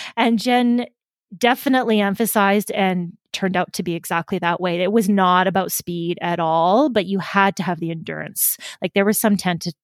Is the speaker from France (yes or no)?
no; Canadian Prairies, Canada; moved away; I grew up in the Canadian prairies